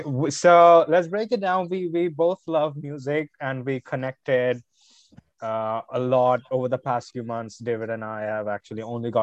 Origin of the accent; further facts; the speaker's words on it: India; moved away; I am originally from India. That's where I grew up